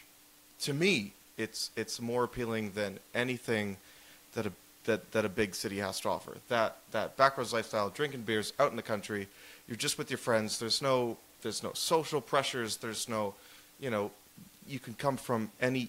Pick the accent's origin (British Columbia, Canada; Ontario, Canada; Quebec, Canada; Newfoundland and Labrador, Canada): British Columbia, Canada; Vancouver; growing up in Vancouver